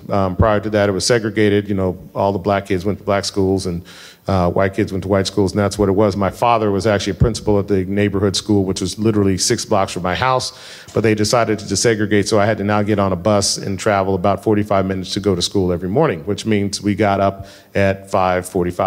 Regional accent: Denver, Colorado, United States; I grew up in Colorado

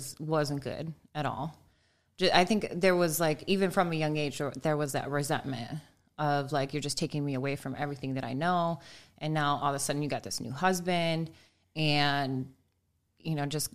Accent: Buffalo, New York, United States; moved away; also born or lived in Olean, New York; I grew up in the suburbs of Buffalo

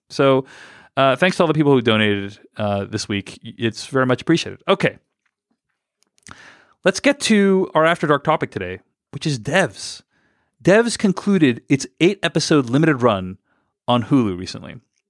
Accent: Philadelphia, Pennsylvania, United States; it was filmed in my hometown of Philadelphia, not New York.

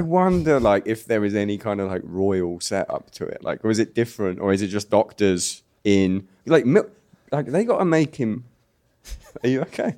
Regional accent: United Kingdom; accent: British; my real British accent

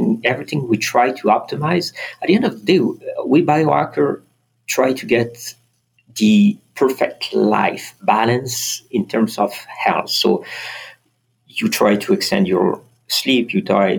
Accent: France; moved away; also born or lived in Strasbourg / south of France; I was born in France

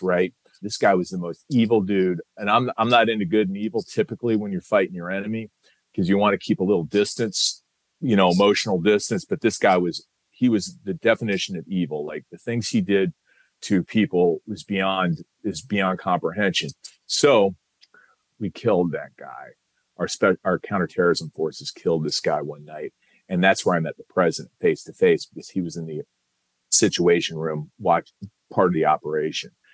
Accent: Iowa City, Iowa, United States; moved away; I joined the Army Reserve when I was 17, served, I was in from Iowa City, Iowa

